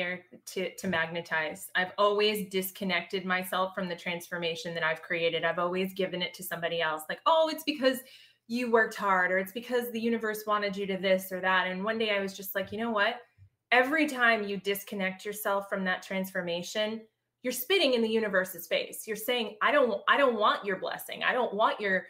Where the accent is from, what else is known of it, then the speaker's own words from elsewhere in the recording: Pembroke, Massachusetts, United States; moved away as an adult; also born or lived in Boston, Massachusetts; now in Savannah, United States; Grew up south of Boston in a little town called Pembroke